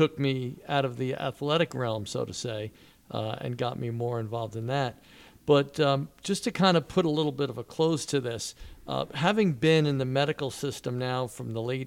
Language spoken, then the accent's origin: English; Wantagh, New York, United States; moved away as an adult; now in Manasquan, United States; growing up in Wantagh, Jones Beach